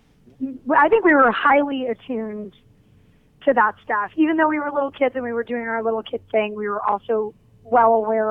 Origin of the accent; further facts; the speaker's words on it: New York City, New York, United States; grew out of growing up in New York and going to a lot of movies.